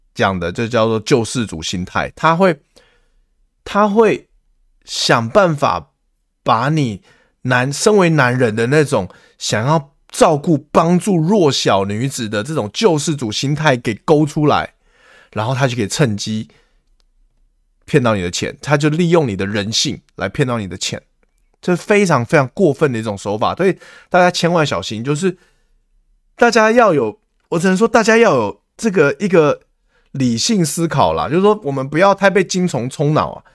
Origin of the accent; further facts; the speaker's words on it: Taiwan; 我们台湾人